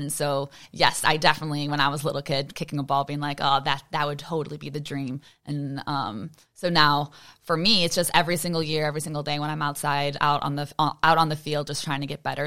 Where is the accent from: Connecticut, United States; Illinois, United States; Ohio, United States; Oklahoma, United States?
Illinois, United States; Chicago; born or raised there